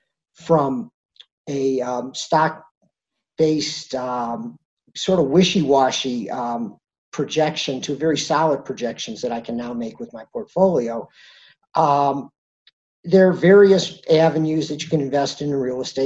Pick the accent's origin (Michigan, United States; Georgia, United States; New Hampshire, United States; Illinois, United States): Michigan, United States; Detroit; also born or lived in Vail, Colorado; now in Denver, United States; I'm originally from the Midwest, from the Detroit area